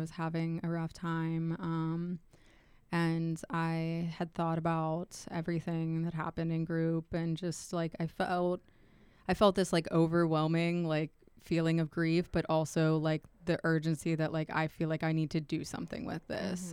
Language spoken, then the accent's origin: English; Pittsburgh, Pennsylvania, United States; moved away as an adult; also born or lived in Edinboro, Pennsylvania; I grew up in Pittsburgh